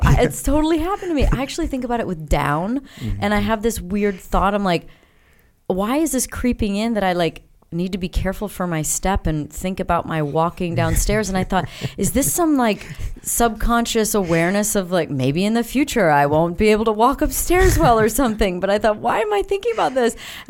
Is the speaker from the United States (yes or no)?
yes; South Beloit, Illinois, United States; I grew up in Illinois. So I was born in Beloit, Wisconsin. But we lived in South Beloit, Illinois.